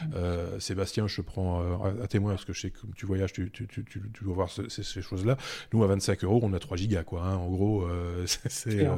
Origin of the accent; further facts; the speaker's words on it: Belgium; chez nous en Belgique